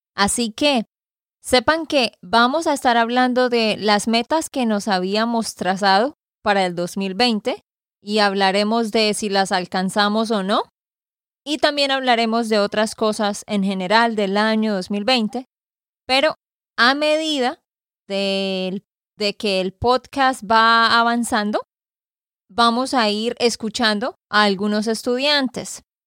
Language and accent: Spanish; Santander, Colombia; de Santander, Colombia